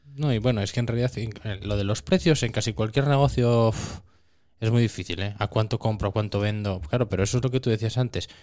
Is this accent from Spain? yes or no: yes; Concejo de Laviana, Asturias, Spain; yo soy del Consejo de Gaña